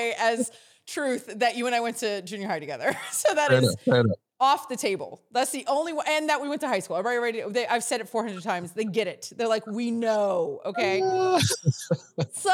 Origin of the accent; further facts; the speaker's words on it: Natchitoches, Louisiana, United States; I'm from Natchitoches, Louisiana, Natchitoches, which is north